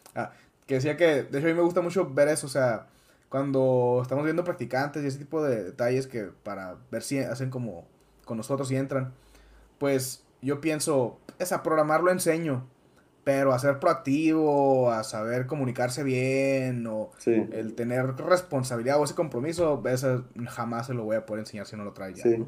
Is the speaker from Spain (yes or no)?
no; Mexico; nosotros como mexicanos